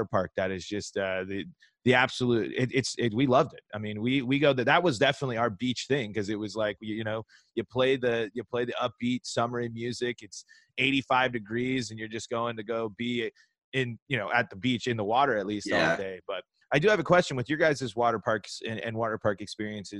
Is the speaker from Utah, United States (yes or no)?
no; Colorado, United States; moved away; I grew up in Colorado